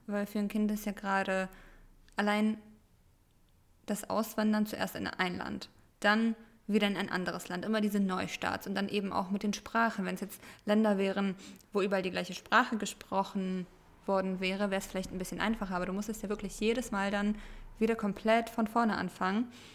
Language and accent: German; Germany; first language Russian; German is a second language; Ich wurde zwar in Deutschland geboren, habe bis auf mein Amerika-Jahr ja auch mein Leben lang in Deutschland gelebt